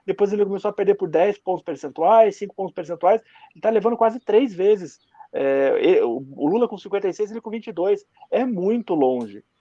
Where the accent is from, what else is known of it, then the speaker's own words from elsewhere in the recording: Curitiba, Paraná, Brazil; Só que a gente está em Curitiba, eu e você somos de Curitiba, Fernando, e a gente está vendo aqui que já abriu tudo.